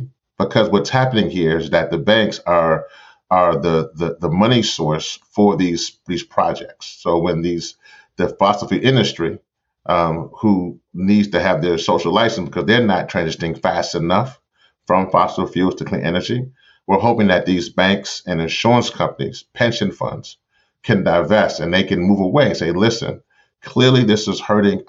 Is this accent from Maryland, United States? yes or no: no; Louisiana, United States; in Memphis, New Orleans, you know, my home state